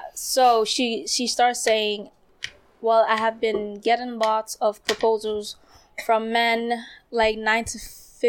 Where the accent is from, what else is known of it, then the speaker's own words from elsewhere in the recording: Kumasi, Ashanti, Ghana; moved away; I'm from Kumasi.